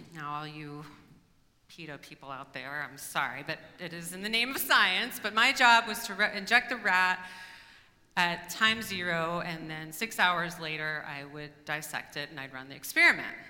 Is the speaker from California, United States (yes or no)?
no; Kansas, United States; now in Portland, United States; I was from Kansas